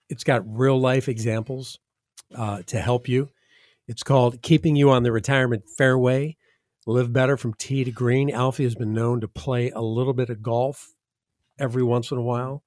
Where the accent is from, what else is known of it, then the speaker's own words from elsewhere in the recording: Midwest, United States; now in Southwest Florida, United States; I'm from the Midwest.